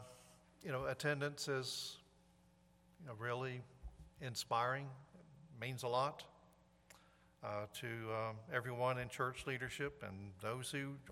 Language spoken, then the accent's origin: English; High Point, North Carolina, United States; moved away; I'm from High Point